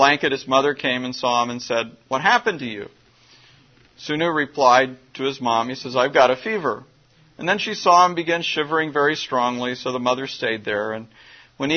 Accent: Midwest, United States; I grew up in the Midwest

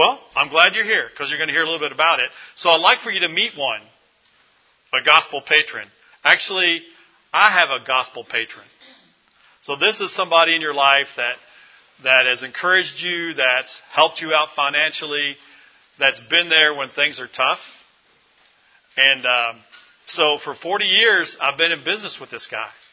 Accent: Louisville, Kentucky, United States; this is my hometown, Louisville, Kentucky

